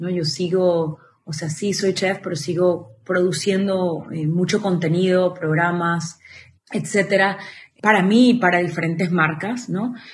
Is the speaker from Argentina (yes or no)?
no; Venezuela; also born or lived in United States / Miami / Costa Rica; mis abuelitos son venezolanos, mis padres también son venezolanos, pero yo nací en Estados Unidos. Cuando tengo un año, mi padre muere y nos devolvemos a Venezuela. Entonces me crío los primeros 10 años de mi vida en Venezuela.